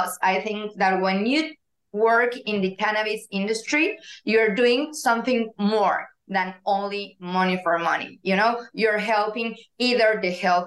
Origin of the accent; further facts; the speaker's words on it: Mexico City, Mexico; English is a second language; moved away as an adult; now in Mérida, Mexico; I was born and raised in Mexico City, and nowadays I live in Mérida